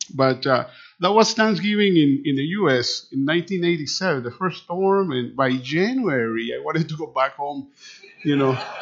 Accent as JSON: {"language": "English", "region": "Managua", "country": "Nicaragua", "tie": "born or raised there", "also_born_or_lived": "Canada / California", "first_language": "Spanish", "second_language": "English", "moved": "yes", "said": "I was born in Managua Nicaragua is a country just between Honduras and Costa Rica"}